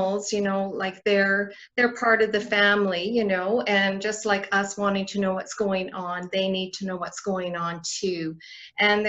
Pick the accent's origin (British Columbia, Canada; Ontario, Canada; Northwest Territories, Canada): Northwest Territories, Canada; now in Red Deer, Canada; I'm from the Northwest Territories originally. So yeah, so I've been in Alberta 2005. I moved here.